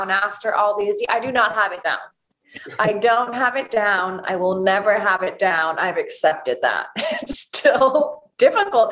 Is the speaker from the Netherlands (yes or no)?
no; United Kingdom; accent: British; British is my first language.